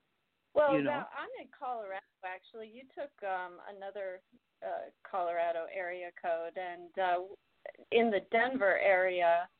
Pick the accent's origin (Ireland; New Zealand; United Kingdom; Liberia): Ireland; So, I'm an Irish girl, so you know, I'm a little bit out of your crowd